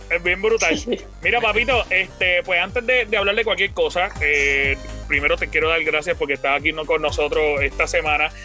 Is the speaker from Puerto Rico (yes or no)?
yes; Puerto Rico; Yo soy puertorriqueño, estoy orgulloso de ser puertorriqueño.